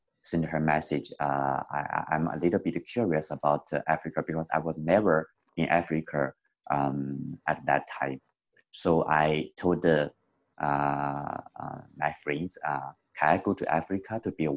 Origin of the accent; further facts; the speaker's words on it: China; moved away; also born or lived in Canada; I come from China.